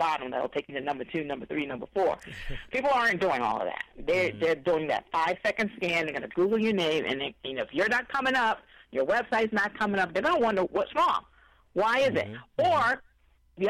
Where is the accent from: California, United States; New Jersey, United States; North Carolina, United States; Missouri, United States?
Missouri, United States; I'm from Missouri